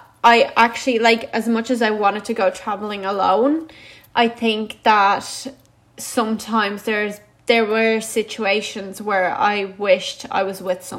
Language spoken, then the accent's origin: English; Latvia; now in Ireland; And I was like, well, I'm actually Latvian.